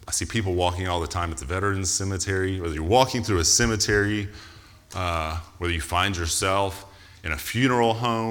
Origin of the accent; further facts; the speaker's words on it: United States; because I'm American